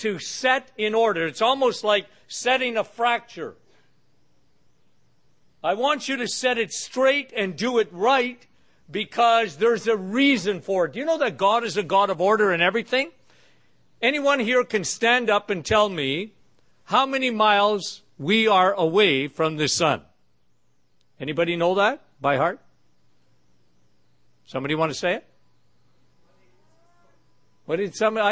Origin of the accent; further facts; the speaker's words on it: Canada; I'm from Canada